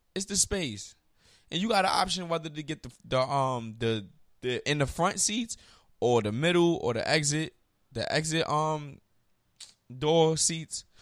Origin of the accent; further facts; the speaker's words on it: New York, United States; I'm from New York.